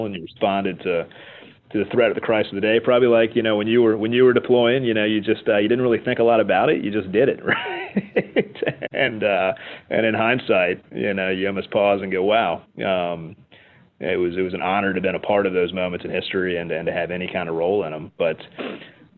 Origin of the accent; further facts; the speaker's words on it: United States; as an American